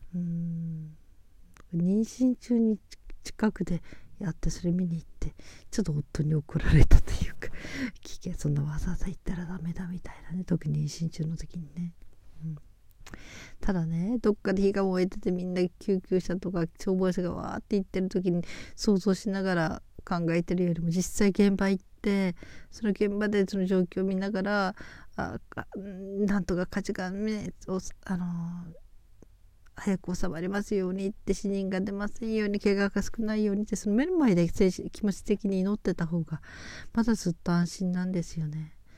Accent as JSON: {"language": "Japanese", "country": "Japan", "tie": "born or raised there", "said": "私は雪国育ち"}